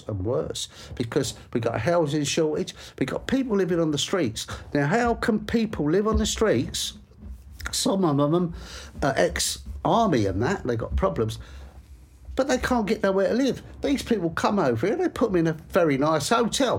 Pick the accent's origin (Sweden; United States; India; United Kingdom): United Kingdom; England; this is my country. I'm an Englishman.